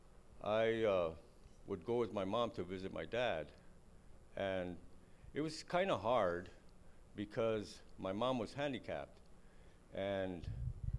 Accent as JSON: {"language": "English", "town": "Los Angeles", "region": "California", "country": "United States", "tie": "born or raised there", "said": "I was born and raised in East L.A."}